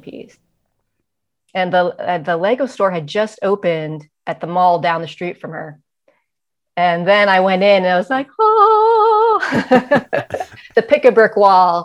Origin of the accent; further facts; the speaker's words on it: Cleveland, Ohio, United States; now in San Francisco, United States; I was born in Cleveland, Ohio